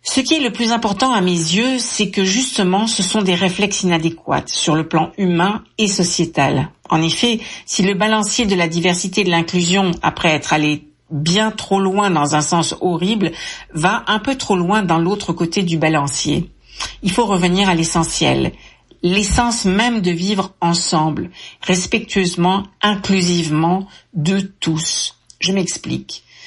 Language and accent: French; France; moved away; je suis née en France. Mon accent me trahit